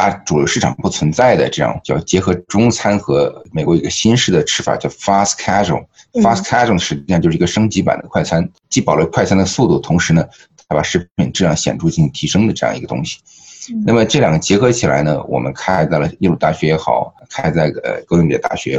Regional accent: Liaoning, China; moved away as an adult; also born or lived in Beijing, China / New Haven, United States; now in United States; 我是东北人，生于辽宁，然后后来在呃北大上的本科，然后来到耶鲁读环境学的硕士和读博士。

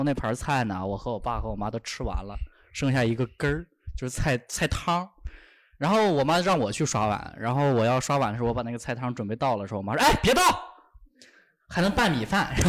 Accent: Shandong, China; now in Shanghai, China; 在我们山东

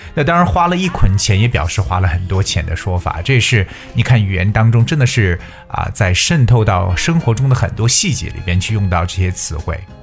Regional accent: China; 我们中国人

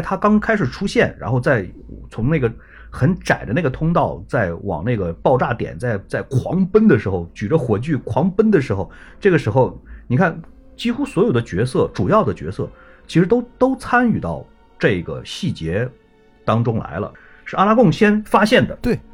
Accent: China; 我们中国人的这种传统的这种观念

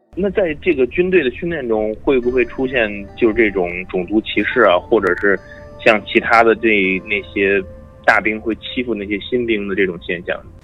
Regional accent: China; moved away as an adult; now in United States; 我是中国来的

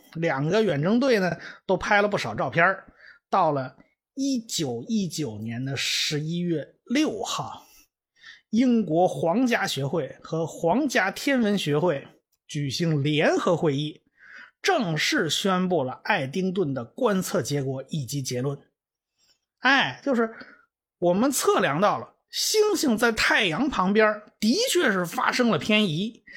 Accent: China; 我们中国人

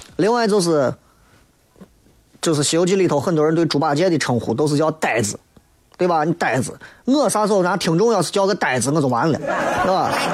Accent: Xi'an, Shaanxi, China; 以俺屋的条件在西安算是很一般，很一般

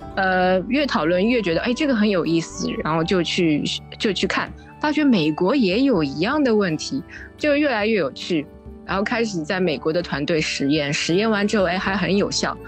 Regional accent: Shanghai, China; moved away; also born or lived in Lisbon / United Kingdom; 我是来自上海的那个，一个工程师吧

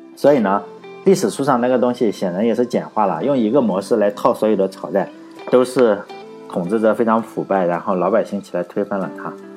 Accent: Shandong, China; 我老家是山东的

